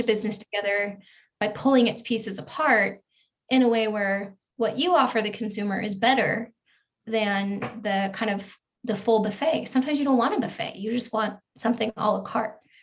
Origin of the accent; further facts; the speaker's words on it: Eugene, Oregon, United States; moved away as an adult; I went to college actually in the town where I grew up in Eugene, Oregon.